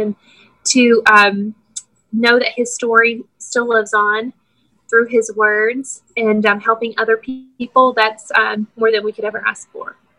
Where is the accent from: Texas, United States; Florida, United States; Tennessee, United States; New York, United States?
Tennessee, United States; Mount Juliet; We're both from Mount Juliet